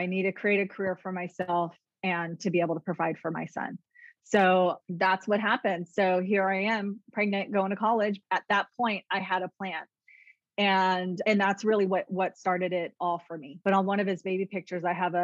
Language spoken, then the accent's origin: English; San Leandro, California, United States; I grew up in the Bay Area, San Leandro area, and played soccer